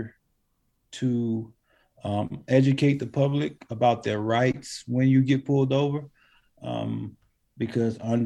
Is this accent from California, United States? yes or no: no; New Jersey, United States; moved away; I'm from New Jersey originally